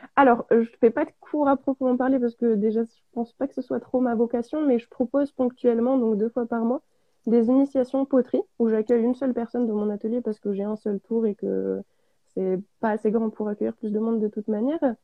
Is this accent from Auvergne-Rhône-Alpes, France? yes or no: yes; Auvergne-Rhône-Alpes, France; je suis auvergnate, euh, j'habite dans l'Allier à, à QC, à côté de Vichy.